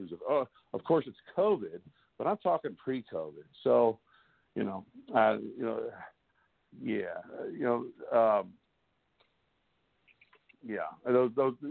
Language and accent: English; Cottleville, Missouri, United States; I was raised in Cottleville, Missouri